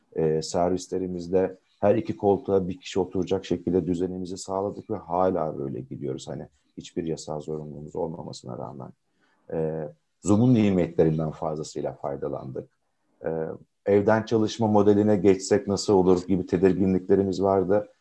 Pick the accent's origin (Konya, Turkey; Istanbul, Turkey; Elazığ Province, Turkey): Konya, Turkey; 79 Konya doğumluyum.